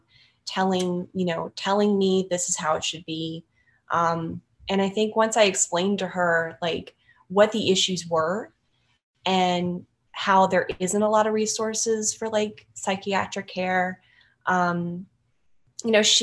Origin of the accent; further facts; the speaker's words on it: Louisiana, United States; I'm like from Louisiana. So like, it's kind of like a rural area from where I'm from